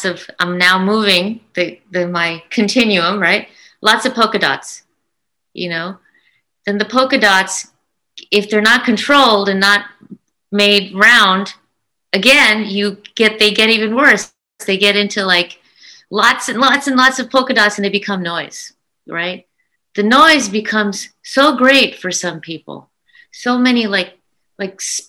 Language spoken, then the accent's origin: English; United States; I'm an American of Indian descent that loves to bring Indian art and Indian concepts to the rest of the world